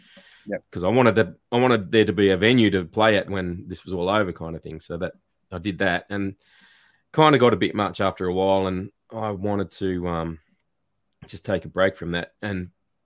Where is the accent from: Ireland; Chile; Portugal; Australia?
Australia; Newcastle, New South Wales; also born or lived in Tasmania; now in Gippsland, Australia; I grew up in Newcastle in New South Wales